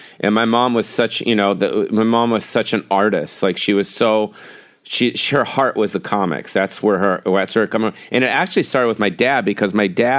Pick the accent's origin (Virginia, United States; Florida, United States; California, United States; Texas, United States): California, United States; Beverly Hills; I grew up in Beverly Hills